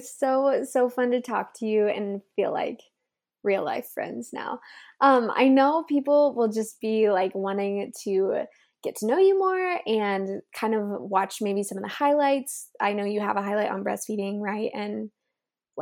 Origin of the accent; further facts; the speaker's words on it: Kansas, United States; moved away as an adult; now in California, United States; I'm from Kansas, and then I moved to California, where we are right now still, for college